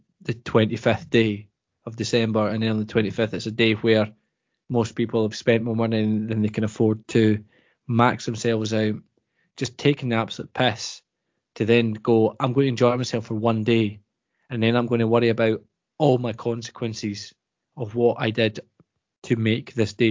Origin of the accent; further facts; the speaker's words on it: Scotland, United Kingdom; we as Scottish people